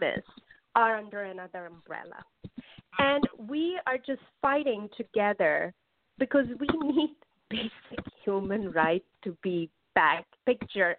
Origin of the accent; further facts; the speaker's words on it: Pakistan; moved away as an adult; now in United States; I'm originally from Pakistan, but I would have to say that I've spent my most formative and important years of my life in the U.S.